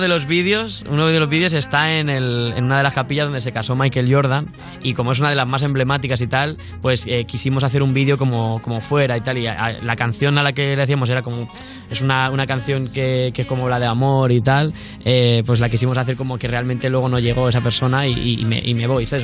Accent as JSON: {"language": "Spanish", "country": "Spain", "said": "somos de España"}